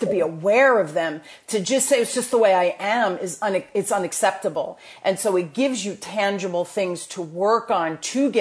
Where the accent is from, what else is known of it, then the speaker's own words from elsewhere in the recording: New Jersey, United States; accent: Jersey; my Jersey accent